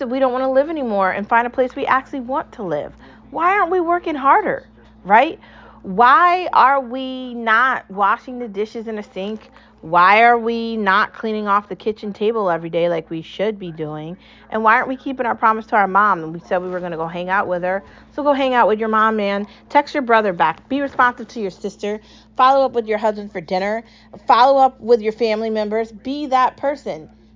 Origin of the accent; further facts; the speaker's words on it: United States; I'm speaking as an American